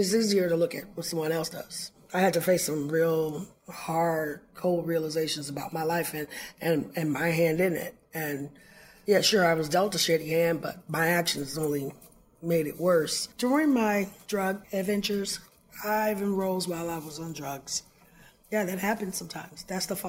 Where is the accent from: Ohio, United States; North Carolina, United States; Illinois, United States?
Illinois, United States; Chicago; I'm originally from Chicago, Illinois